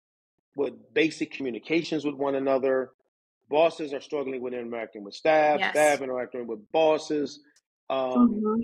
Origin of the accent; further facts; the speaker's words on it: Syracuse, New York, United States; also born or lived in Philadelphia, Pennsylvania; now in Winter Park, United States; I was born and raised in Syracuse, New York